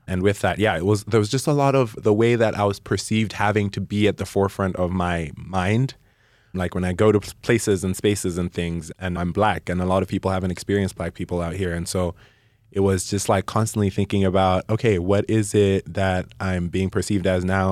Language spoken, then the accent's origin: English; Malawi; moved away as an adult; also born or lived in Caldwell, Idaho; now in Idaho, United States; I was born and raised in Malawi. I spent all of my life there